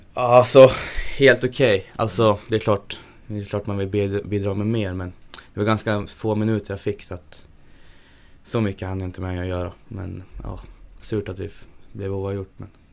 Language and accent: Swedish; Sundsvall, Västernorrland County, Sweden; also born or lived in Gjøvik, Norway; jag flyttade till Sundsvall när jag var tre år, tre, fyra år någonstans där